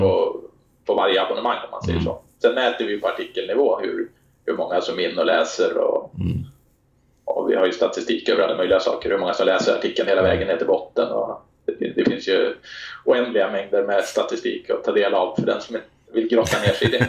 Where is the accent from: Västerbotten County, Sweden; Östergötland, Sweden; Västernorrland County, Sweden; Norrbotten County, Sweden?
Västernorrland County, Sweden; Härnösand; moved away; also born or lived in Stockholm; jag är född i Stockholm men eh, vi flyttade upp dit när jag var tre år så jag är uppvuxen i Härnösand.